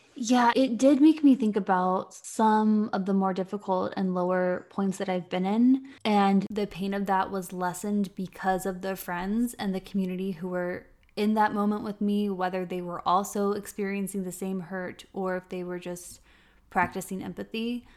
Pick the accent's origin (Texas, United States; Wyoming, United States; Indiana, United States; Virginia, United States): Virginia, United States; moved away as an adult; also born or lived in Florida / Washington, D.C. / North Carolina; now in Ireland; I grew up in Virginia, and I've lived in Florida and D C and North Carolina, and now Ireland with my partner